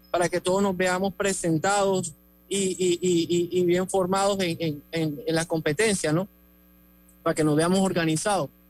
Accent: Panama; si siente mi acento así, yo soy panameño, nacido en el extranjero, eh, madre colombiana, padre, colorense. Entonces, por eso tengo ese acentico.

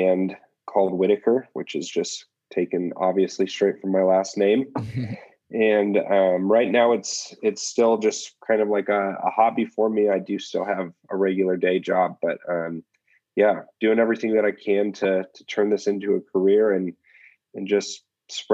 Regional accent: Indianapolis, Indiana, United States; moved away as an adult; now in Colorado, United States; I grew up in Indianapolis, Indiana

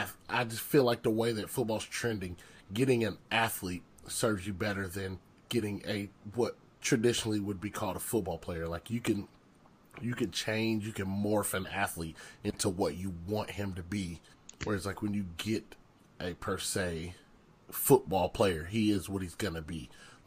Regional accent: the South, United States; I'm from the South.

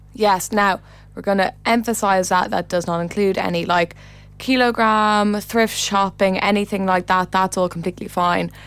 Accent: Ireland

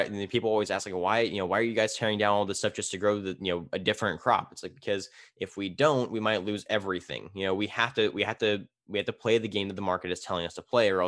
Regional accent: Tulare, California, United States; It's Tulare, California.

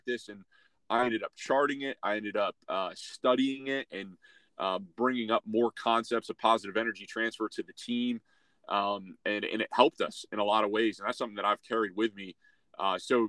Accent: Syracuse, New York, United States; now in Dayton, United States; my hometown of Syracuse

